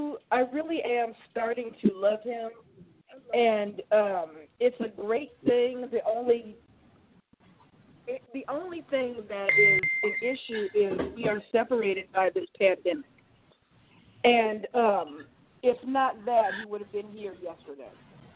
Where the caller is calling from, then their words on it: Oregon, United States; I'm calling you from Oregon.